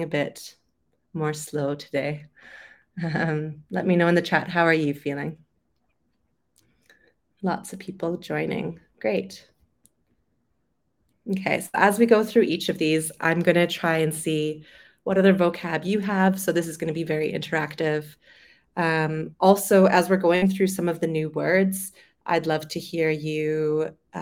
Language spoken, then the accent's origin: English; Vancouver, British Columbia, Canada; moved away as an adult; also born or lived in London, United Kingdom; I'm originally from Vancouver on the West Coast. So I lived there most of my life, and then I moved to London in the UK.